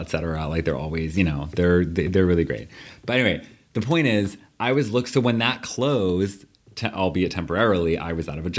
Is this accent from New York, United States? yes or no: yes; New York, United States; also born or lived in Berlin; I'm a New Yorker